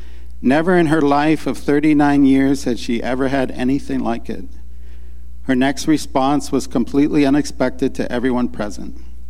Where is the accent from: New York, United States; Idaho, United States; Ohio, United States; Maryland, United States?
Maryland, United States; Baltimore; also born or lived in Raleigh, North Carolina; I know that Meryl and I, we come from Baltimore and then Raleigh, North Carolina, and we have stories like that.